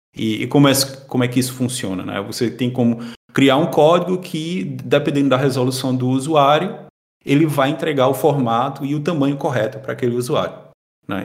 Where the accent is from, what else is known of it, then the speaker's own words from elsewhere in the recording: Caruaru, Pernambuco, Brazil; moved away as an adult; now in Portugal; eu sou natural de Caruaru, Pernambuco. Sou lá do Nordeste